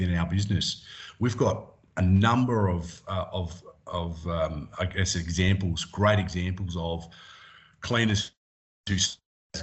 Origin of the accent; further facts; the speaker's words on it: Adelaide, South Australia, Australia; I grew up in Adelaide